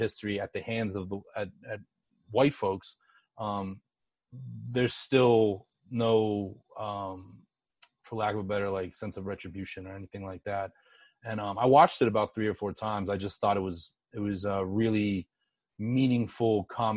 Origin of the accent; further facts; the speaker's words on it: Pittsburgh, Pennsylvania, United States; I grew up in Pittsburgh